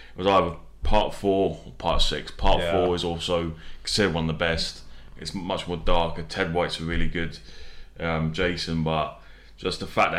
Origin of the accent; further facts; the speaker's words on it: United Kingdom; us being British